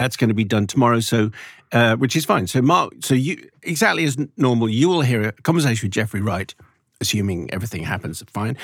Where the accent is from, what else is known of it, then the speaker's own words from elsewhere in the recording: London, United Kingdom; I'm born, I was born in Southgate